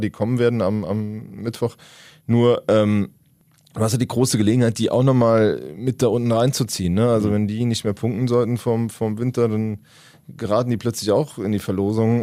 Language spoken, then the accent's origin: German; Rhineland-Palatinate, Germany; Kommt ja wie ich von der Mosel, der junge Jan Thielmann, ich glaube zehn Kilometer von meinem Heimatort weg äh, aus Föhren